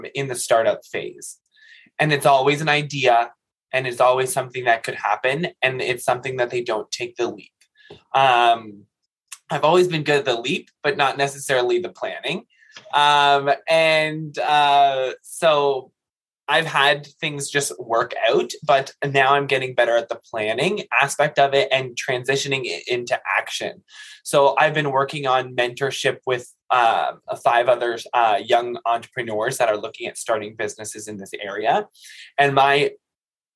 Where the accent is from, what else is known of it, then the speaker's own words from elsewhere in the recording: Quinte West, Ontario, Canada; also born or lived in Ottawa; I didn't grow up in Trenton, but I grew up in the Quinte West Sterling area.